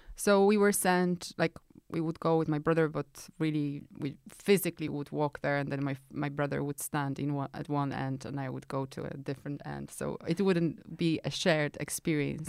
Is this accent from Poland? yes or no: yes; Poland; moved away; I grew up in Poland in nineteen eighties.